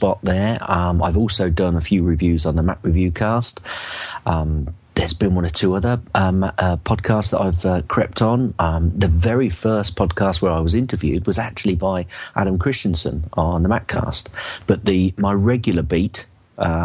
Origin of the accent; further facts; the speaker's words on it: Northampton, East Midlands, United Kingdom; I'm basically from Northampton, which is in the Midlands of the UK